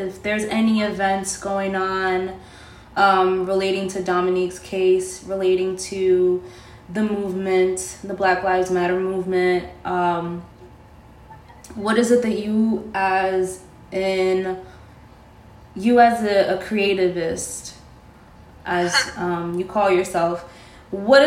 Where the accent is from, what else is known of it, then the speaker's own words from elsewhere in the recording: New York City, New York, United States; first language Spanish; English is a second language; Spanish was my first language, but Inwood schools kind of whitewashed the shit out of me when I first went to kindergarten